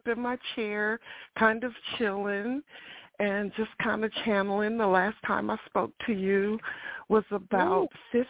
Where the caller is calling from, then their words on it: Ohio, United States; I'm calling from Ohio.